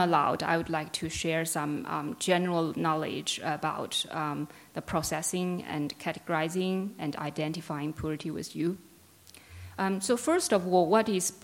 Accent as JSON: {"language": "English", "region": "Yunnan", "country": "China", "also_born_or_lived": "Canberra, Australia", "moved": "yes", "lives_now": "Australia", "said": "I'm originally from Yunnan in southwest China"}